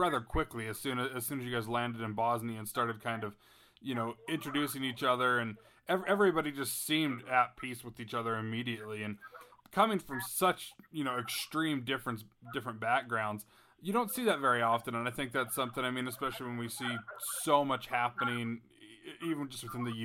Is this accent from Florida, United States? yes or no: no; Salt Lake City, Utah, United States; I grew up in Salt Lake City